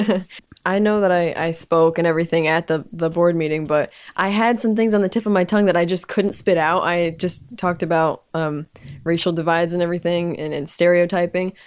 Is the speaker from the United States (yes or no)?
yes; United States; I'm American, I speak English.